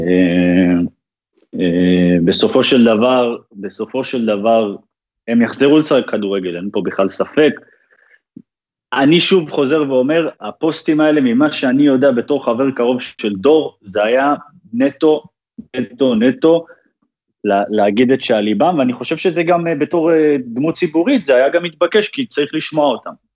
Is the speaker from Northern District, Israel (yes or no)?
no; Haifa, Haifa District, Israel; moved away as an adult; also born or lived in Netanya; now in Netherlands; את מה שאני זוכר את רוב הזה שלי הייתי בחיפה בכלל